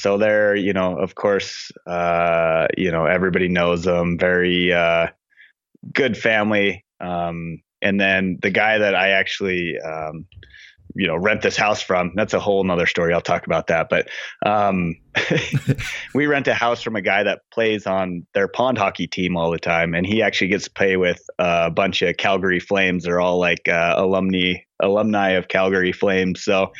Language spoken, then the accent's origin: English; Montana, United States; I grew up in Montana, and like I say in my intro, like I grew up not in that, you know, beautiful place that you see in magazines. I grew up on the flat part of Montana, like the plains